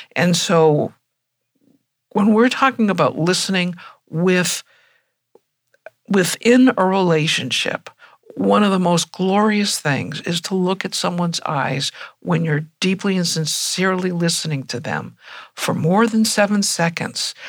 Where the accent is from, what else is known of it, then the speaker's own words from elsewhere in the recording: United States; being an American